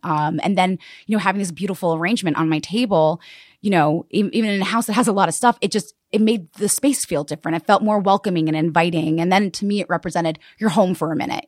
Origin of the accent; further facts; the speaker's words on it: Westchester County, New York, United States; I grew up in Westchester County, um, so a suburb right outside of, um, yeah, New York City.